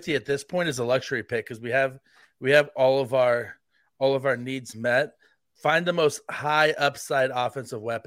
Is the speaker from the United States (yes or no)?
yes; Kansas City, United States; it's my hometown team. It's the team I grew up watching.